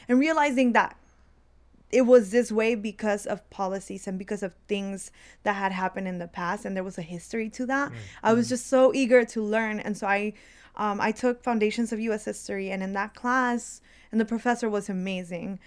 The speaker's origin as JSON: {"language": "English", "area": "DeKalb County", "region": "Georgia", "country": "United States", "tie": "born or raised there", "second_language": "English", "said": "I as a child entering into the third grade into the public school system in DeKalb County, I learned English really quickly"}